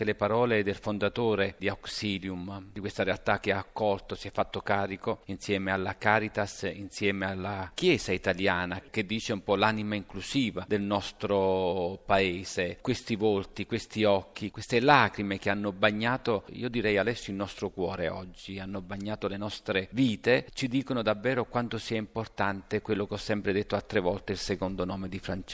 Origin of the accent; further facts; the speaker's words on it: Northampton, East Midlands, United Kingdom; now in Italy; Io sono nato a Northampton, grazie a questo passaggio anche noi siamo frutto dell'immigrazione.